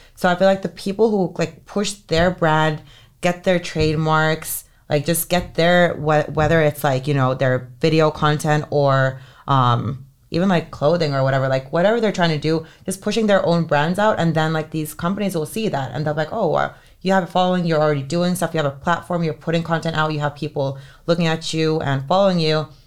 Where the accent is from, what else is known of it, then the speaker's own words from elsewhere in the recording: Helsinki, Uusimaa, Finland; moved away; It's, like, the best high school in Helsinki where I grew up in Finland